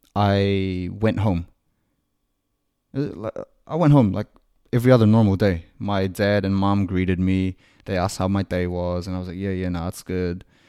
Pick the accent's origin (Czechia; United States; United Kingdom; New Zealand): New Zealand; I'm a Kiwi